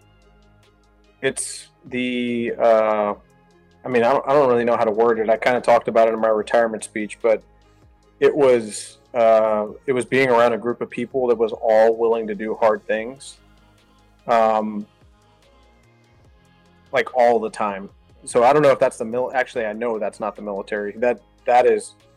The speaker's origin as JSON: {"language": "English", "region": "South Texas", "country": "United States", "tie": "born or raised there", "moved": "as an adult", "lives_now": "Northwest Arkansas, United States", "said": "I grew up in South Texas"}